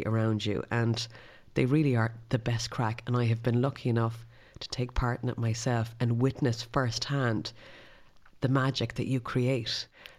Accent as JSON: {"language": "English", "area": "Connemara", "region": "Connacht", "country": "Ireland", "tie": "born or raised there", "said": "I'm from Connemara, so I was reared by the sea as well."}